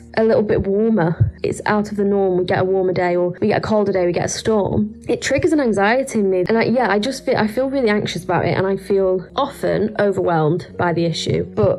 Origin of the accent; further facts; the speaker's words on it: Blackpool, North West England, United Kingdom; I'm from Blackpool in the UK, and I'm 24 years old.